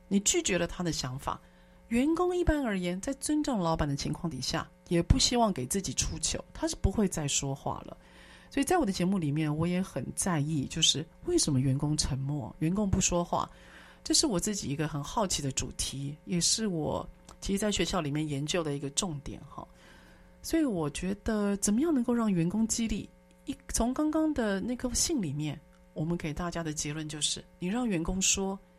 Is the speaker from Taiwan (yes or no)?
yes; Taiwan; 我们台湾人